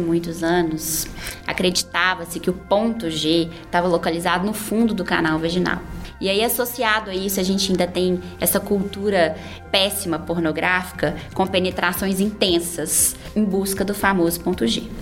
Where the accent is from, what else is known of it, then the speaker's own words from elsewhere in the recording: Barbacena, Minas Gerais, Brazil; moved away; eu venho do interior, eu sou de Barbacena